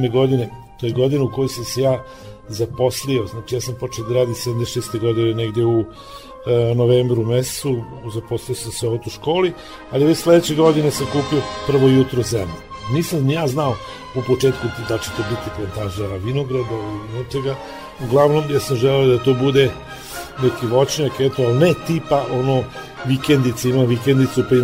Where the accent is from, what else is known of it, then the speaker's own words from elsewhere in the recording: Vršac, Vojvodina, Serbia; ja sam iz Vrsa, rodom i živim i sada, a imam podrum vina u Gudrici, to držimo iz 20 godina.